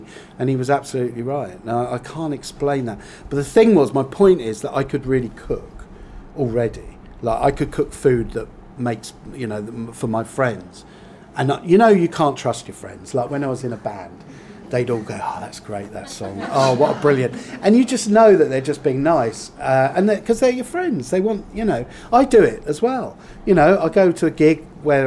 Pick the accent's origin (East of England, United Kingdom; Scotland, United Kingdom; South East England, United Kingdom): South East England, United Kingdom; Whitstable; I come from Whitstable, that's my hometown